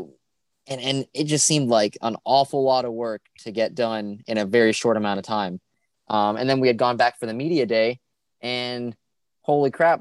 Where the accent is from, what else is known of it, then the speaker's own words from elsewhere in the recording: South Florida, United States; Growing up in South Florida